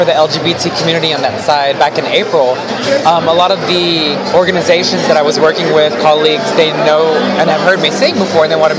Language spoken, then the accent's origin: English; Springfield, Missouri, United States; moved away as an adult; now in Los Angeles, United States; I'm from Springfield, Missouri.